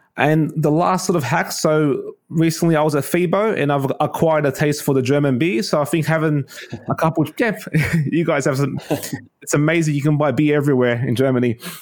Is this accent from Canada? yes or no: no; Sydney, New South Wales, Australia; I'm from Sydney, Australia.